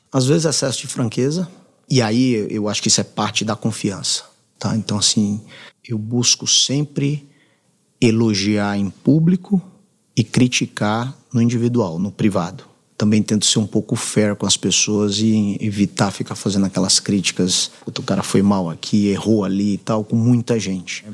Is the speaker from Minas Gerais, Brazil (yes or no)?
no; Fortaleza, Ceará, Brazil; moved away as an adult; also born or lived in United States; now in São Paulo, Brazil; venho do Ceará, de Fortaleza